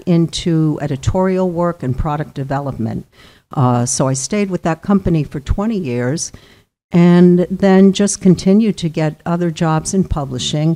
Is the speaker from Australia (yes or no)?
no; Clifton, New Jersey, United States; moved away as an adult; also born or lived in Purchase, New York / Phoenix, Arizona; now in Westerly, United States; I grew up in Northeast New Jersey in a town called Clifton